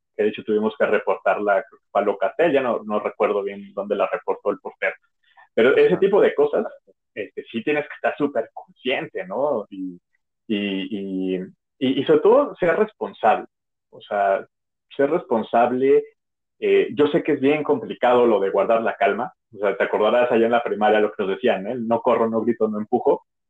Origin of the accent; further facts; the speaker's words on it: Mexico; como mexicanos